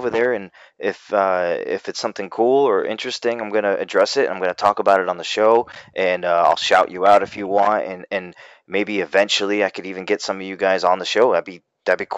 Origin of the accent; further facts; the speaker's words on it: Massachusetts, United States; now in North Carolina, United States; I'm from Massachusetts. I grew up there. I now live in Carolina, North Carolina